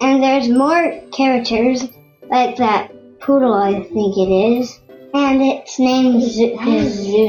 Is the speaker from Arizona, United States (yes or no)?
no; Gulfport, Mississippi, United States; I'm from Mississippi Gulfport.